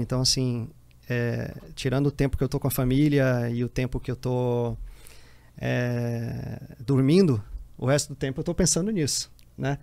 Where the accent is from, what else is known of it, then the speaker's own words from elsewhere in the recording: Teresina, Piauí, Brazil; moved away as an adult; also born or lived in Jerumenha, Piauí; now in Brasília, Brazil; cresci, cresci em Teresina, né? Até os 23 anos